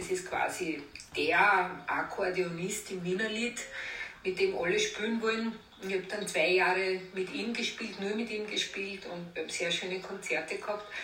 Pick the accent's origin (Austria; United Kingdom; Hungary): Austria; Vienna; ich bin ja im Theater an der Wien quasi aufgewachsen, weil meine Eltern haben dort die, äh, die Kantine und die Rangbuffets gehabt, über 30 Jahre.